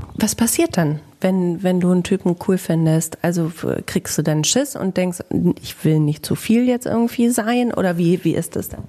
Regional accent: Bielefeld, North Rhine-Westphalia, Germany

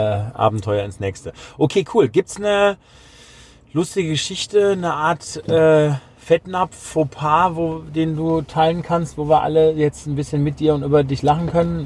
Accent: Germany; als Deutscher und Europäer

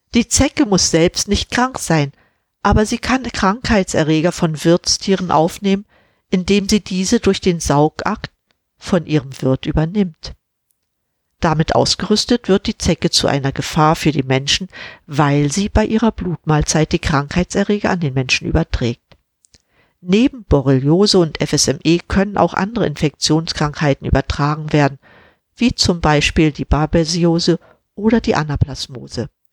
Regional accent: Mecklenburg-Vorpommern, Germany; Ich bin schließlich in Mecklenburg-Vorpommern aufgewachsen

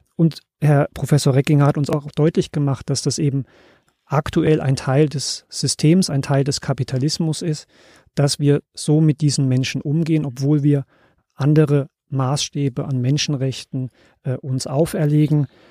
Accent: Germany; als Deutsche

